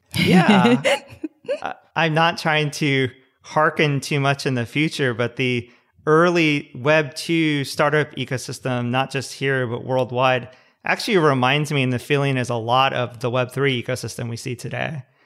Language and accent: English; Southern California, United States; also born or lived in San Luis Obispo / Palo Alto; I grew up in Southern California